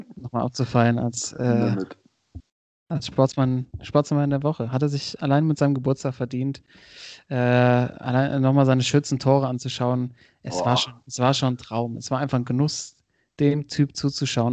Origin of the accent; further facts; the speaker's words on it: Oppenrod, Hesse, Germany; die Kartbahn aus meinem Heimatdorf Oppenroth